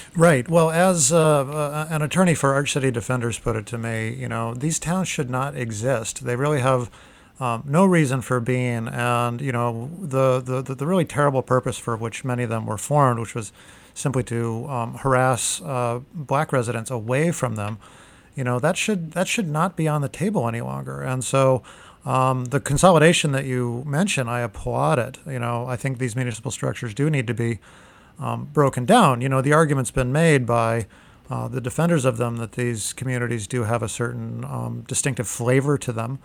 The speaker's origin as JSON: {"language": "English", "region": "Arizona", "country": "United States", "also_born_or_lived": "Kansas", "moved": "as an adult", "said": "I'm from Arizona"}